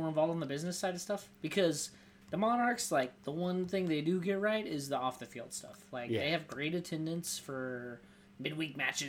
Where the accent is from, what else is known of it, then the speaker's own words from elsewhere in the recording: Florida, United States; moved away; I'm from Florida.